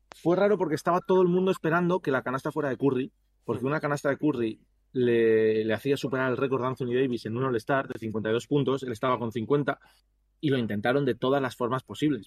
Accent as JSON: {"language": "Spanish", "town": "Bilbao", "region": "Basque Country", "country": "Spain", "moved": "yes", "lives_now": "United States", "said": "soy de Bilbao"}